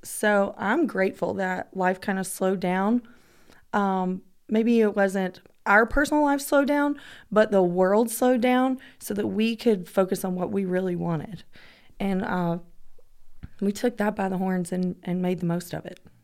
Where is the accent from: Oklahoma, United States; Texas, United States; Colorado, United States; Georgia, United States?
Georgia, United States; I'm from Georgia